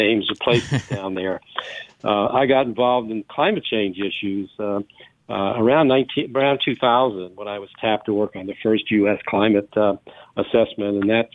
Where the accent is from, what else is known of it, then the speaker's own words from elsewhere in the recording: New Orleans, Louisiana, United States; now in Maryland, United States; I was born and raised in Bywater, St. Claude area